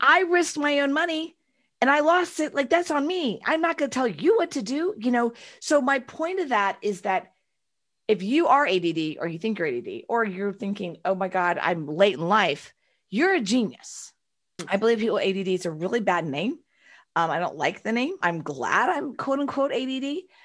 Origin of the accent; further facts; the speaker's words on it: Houston, Texas, United States; I was born and raised in Texas and Houston